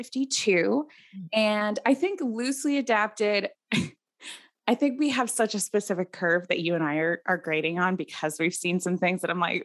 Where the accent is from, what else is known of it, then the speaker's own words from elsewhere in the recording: United States; as an American